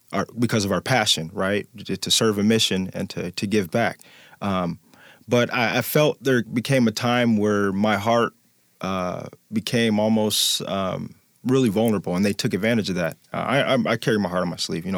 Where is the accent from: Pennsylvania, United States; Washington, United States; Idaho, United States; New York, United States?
Washington, United States; Tacoma; also born or lived in Omaha, Nebraska, United States; born in Omaha, Nebraska